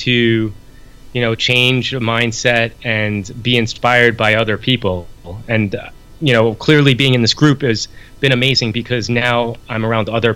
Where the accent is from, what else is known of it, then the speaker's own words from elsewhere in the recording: New York, United States; I'm from New York, so I say it different